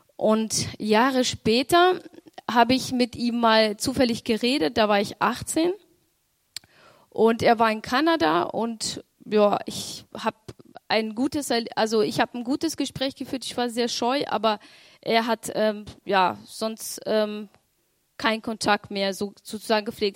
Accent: Romania; ich bin in Rumänien geboren

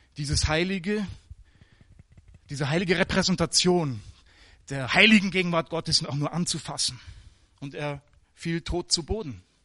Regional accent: Germany; moved away; also born or lived in Africa; als Deutsche

